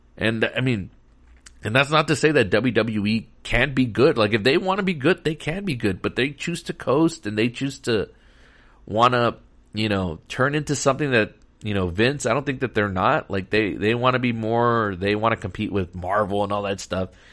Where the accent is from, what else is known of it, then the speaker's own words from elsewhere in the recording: Texas, United States; Texas, my home state